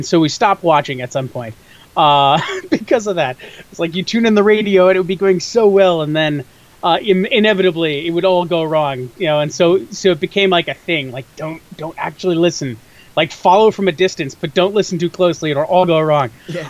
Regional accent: Chicago suburbs, Illinois, United States; I am a Chicagoan, in so much as Chicago is my city. I've generally lived about 30 minutes or so outside of the city my entire life.

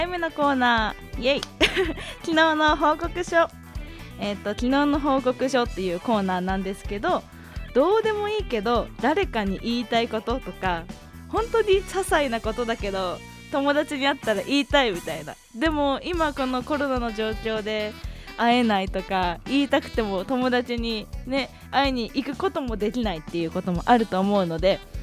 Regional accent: Hokkaido, Japan; moved away as an adult; now in Tokyo, Japan; 出身は北海道です。生まれてからずっと北海道のまあまあ田舎で育ってきました東京に来たのは2年ぐらい前で

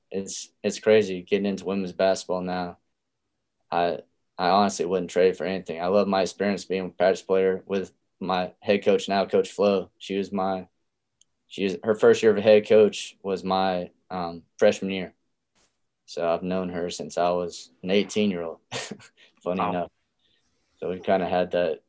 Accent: Alabama, United States; growing up in Alabama

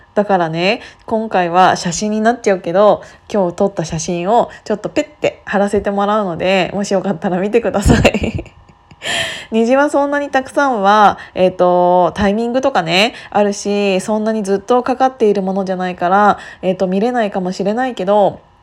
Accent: Gunma, Japan; now in Tokyo, Japan; 自分の実家の群馬に帰る時

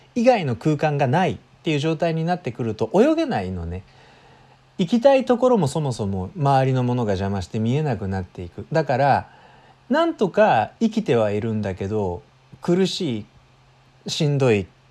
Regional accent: Wakayama, Japan; now in Kanagawa, Japan; 関西の実家の方に戻ってきています。で僕の実家のね和歌山県には1週間滞在して

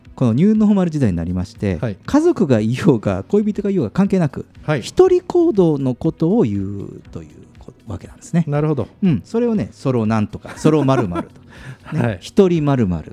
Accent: Fukuoka, Japan; 僕、九州人だけど

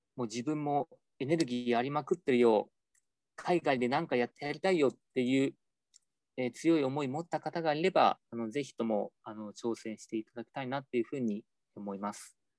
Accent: Hiroshima, Japan; 自分自身が広島出身であの平和学習とかあの原爆ドームとかそういったものがすごい身近にあった環境で育った

